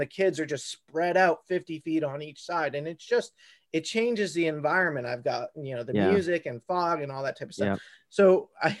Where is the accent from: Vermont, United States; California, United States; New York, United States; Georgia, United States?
Vermont, United States; I am from Vermont